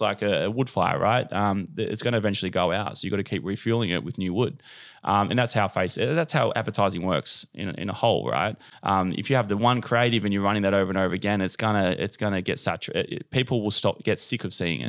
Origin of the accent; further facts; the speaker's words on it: Cronulla, New South Wales, Australia; now in Bondi, Australia; I'm from Cronulla.